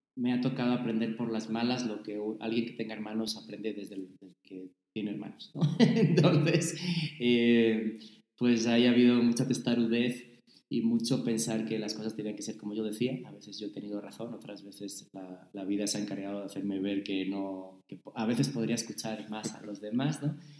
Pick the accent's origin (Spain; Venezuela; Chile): Spain; moved away as an adult; also born or lived in Saltillo, Coahuila, Mexico / United States; now in Mexico; mantener mi españolidad